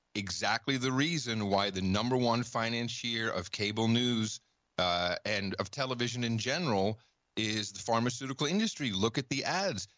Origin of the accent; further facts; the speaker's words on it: Netherlands; moved away; I grew up in the Netherlands